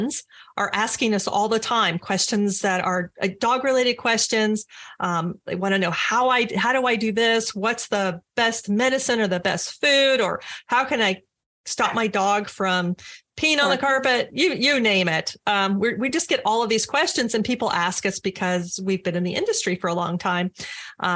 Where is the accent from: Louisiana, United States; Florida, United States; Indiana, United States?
Florida, United States; St. Pete Beach; also born or lived in St. Petersburg, Florida; I'm also a Florida native. I was born in St. Pete. I was raised on St. Pete Beach, and I've lived in the area my whole life